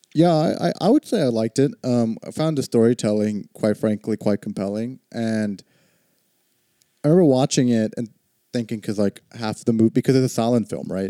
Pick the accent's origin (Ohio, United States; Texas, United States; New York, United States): Texas, United States; I grew up in Texas